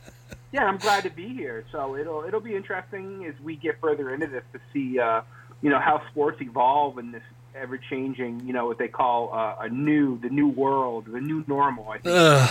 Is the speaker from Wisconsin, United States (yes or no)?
no; South Burlington, Vermont, United States; No, I'm actually from Vermont, up in South Burlington, right outside of Burlington. I'm about, 30 miles from the Canadian border